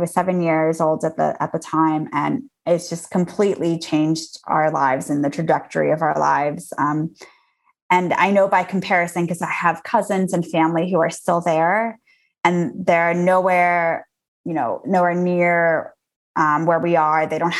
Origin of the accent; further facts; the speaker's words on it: Azerbaijan; moved away; also born or lived in Armenia; So I was born in the Soviet Union as it was collapsing. And we were, my family and I were refugees from Azerbaijan to Armenia.